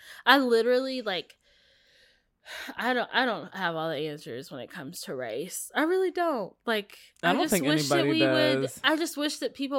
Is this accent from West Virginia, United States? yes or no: yes; West Virginia, United States; Like, we were talking about me growing up in the South in, like, yes, this little town in West Virginia.